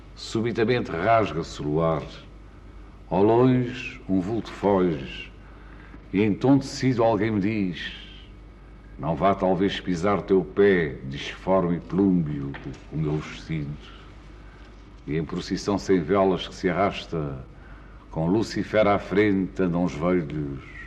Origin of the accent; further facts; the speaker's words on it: Porto, Norte, Portugal; Cidade Minha é o Porto, a cidade onde nasci, a cidade onde vivo